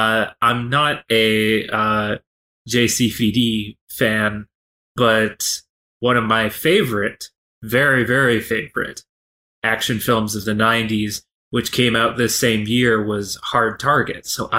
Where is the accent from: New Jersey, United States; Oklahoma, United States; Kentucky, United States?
Kentucky, United States; I was born and raised in Kentucky.